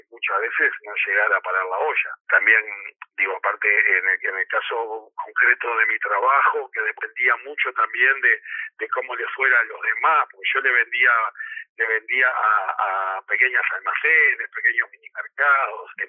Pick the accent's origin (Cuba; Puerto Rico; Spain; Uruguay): Uruguay; moved away as an adult; nací acá, eh, soy un uruguayo más.